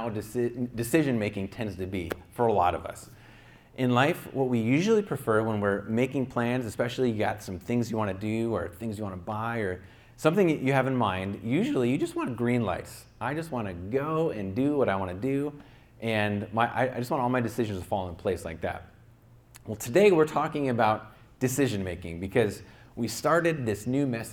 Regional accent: upstate New York, United States; now in Santa Clarita, United States; where I grew up in my hometown in upstate New York

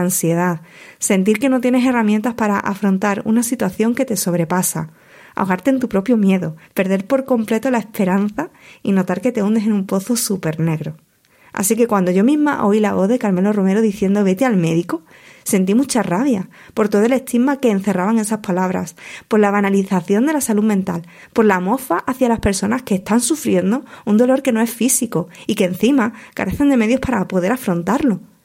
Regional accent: Huelva, Andalusia, Spain; la mayor parte de mi carrera profesional como plumilla la he desarrollado en mi provincia natal, en Huelva

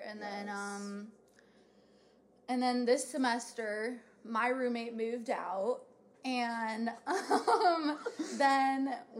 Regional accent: Medina, Ohio, United States; now in Oxford, United States; And I'm from Medina, which is around, Cleveland area.

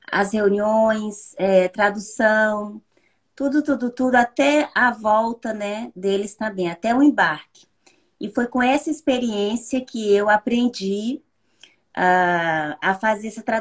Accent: Tocantins, Brazil; moved away as an adult; also born or lived in Ribeirão Preto, São Paulo; now in France; voltei para o meu estado de origem, que é o Tocantins.

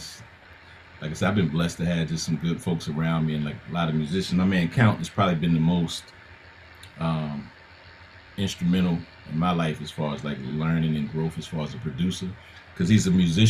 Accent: East Coast, United States; I'm from the East Coast.

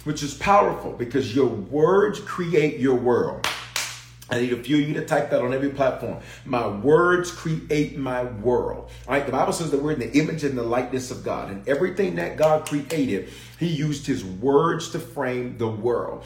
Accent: Memphis, Tennessee, United States; also born or lived in Denver, Colorado; I was born in Denver, raised in Memphis, reared in Memphis

